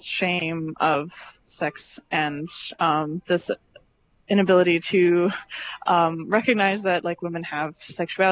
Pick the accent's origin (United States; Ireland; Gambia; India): United States; Midwest; I'm from the Midwest in the United States